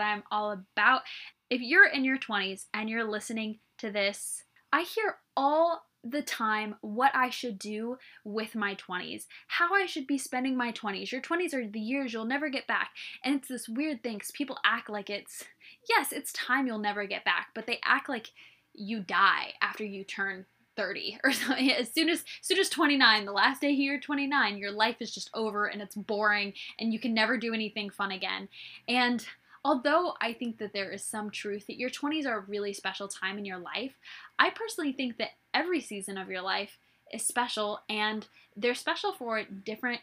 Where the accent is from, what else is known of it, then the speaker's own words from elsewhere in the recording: Midwest, United States; moved away as an adult; also born or lived in West Coast / Redding, California; I grew up in the Midwest